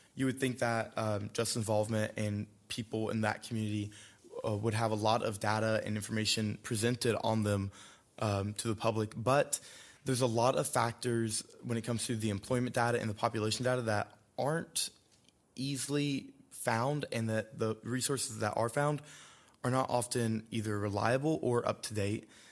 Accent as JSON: {"language": "English", "area": "Randolph County", "region": "North Carolina", "country": "United States", "said": "I'm from Randolph County, North Carolina, um, a very rural community that I come from"}